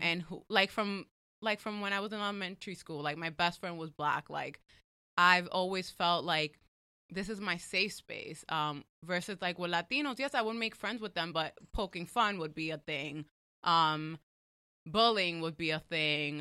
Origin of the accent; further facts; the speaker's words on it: New York, United States; I'm from New York